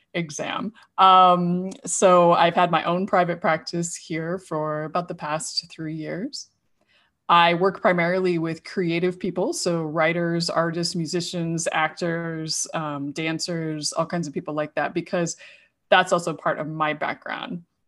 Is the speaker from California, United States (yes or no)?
no; Idaho, United States; now in San Diego, United States; I grew up in Idaho and, uh, now live in San Diego.